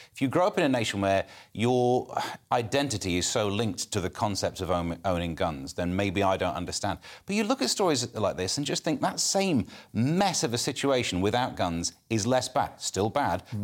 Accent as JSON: {"language": "English", "town": "Mansfield", "region": "East Midlands", "country": "United Kingdom", "said": "I'm from Mansfield, you know, uh, coal mines. I, my next door neighbour worked down the coal mines"}